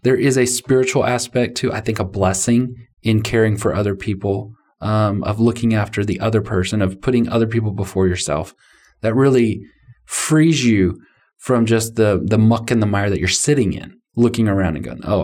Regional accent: United States; I'm a American male

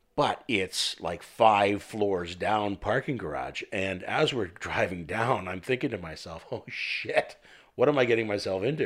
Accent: Canada; I'm French Canadian

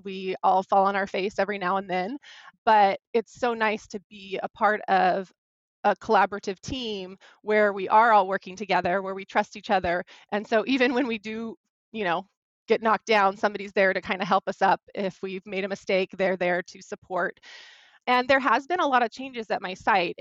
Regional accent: California, United States; I ended up returning to my home state of California

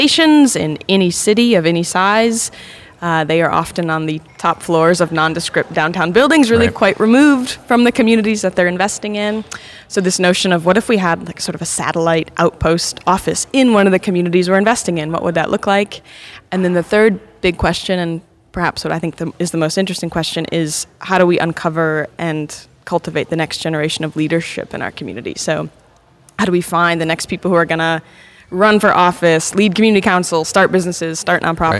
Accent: Flint, Michigan, United States; moved away; also born or lived in Detroit, Michigan; I grew up in Flint, Michigan

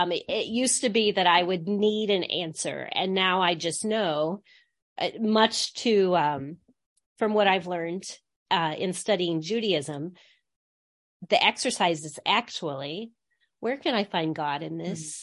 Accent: Midwest, United States; also born or lived in Grand Rapids, Michigan; I grew up in a small town in the Midwest

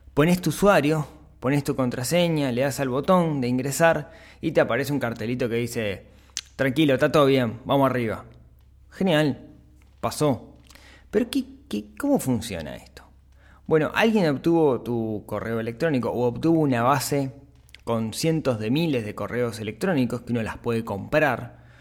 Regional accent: Uruguay; como uruguayos

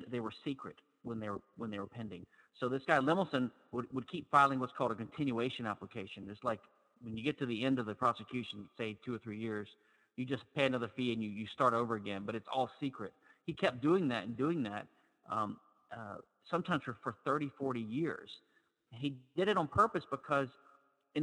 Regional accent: Louisiana, United States; I'm from Louisiana

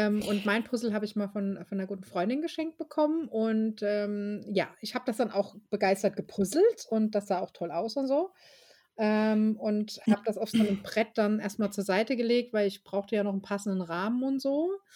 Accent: Germany; Deutscher, zumindest als Deutscher aus so einer Kleinstadt

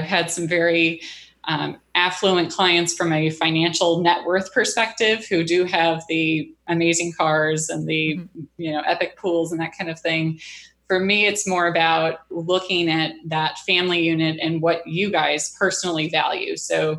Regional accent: Wisconsin, United States; also born or lived in Missouri; I grew up predominantly in Wisconsin. I moved around a lot as a little girl and then settled in Missouri.

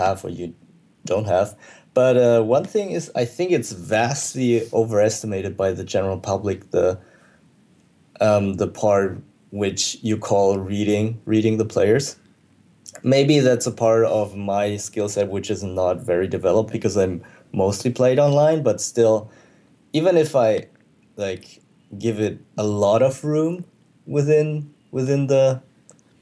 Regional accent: Germany; moved away as an adult; I grew up in Germany, and I was always based in Europe.

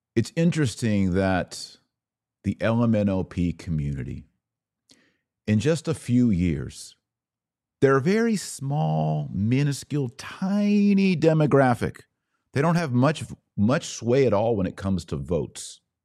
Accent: United States; as an American

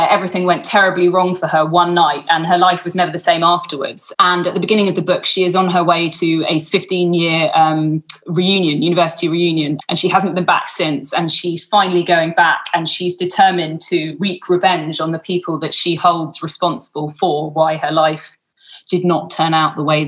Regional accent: England, United Kingdom; now in Australia; I'm only on a temporary visa because I'm English. So we can't even come over to Sydney or Melbourne, or so very much trapped within West Australia

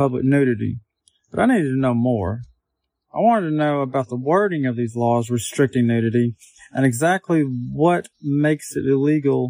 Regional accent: Arkansas, United States; my home state of Arkansas

